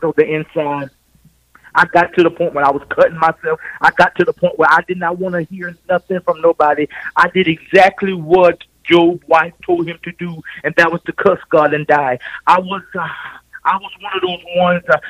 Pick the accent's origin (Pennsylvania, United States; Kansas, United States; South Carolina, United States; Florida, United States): South Carolina, United States; Swansea; now in Cleveland, United States; I am from the state of South Carolina. I'm from a little town called Swansea, and now I reside in the beautiful city of Cleveland, Ohio